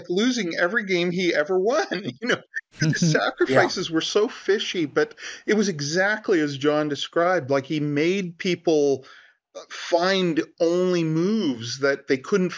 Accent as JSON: {"language": "English", "country": "India", "said": "I'm Indian"}